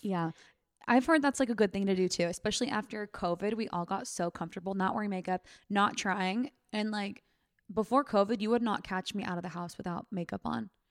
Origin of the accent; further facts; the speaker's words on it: Sacramento, California, United States; I'm from Sacramento